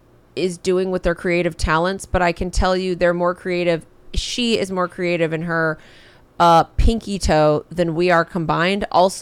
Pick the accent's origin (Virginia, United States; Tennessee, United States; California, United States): California, United States; San Diego; I was born in San Diego. It's Southern Cal.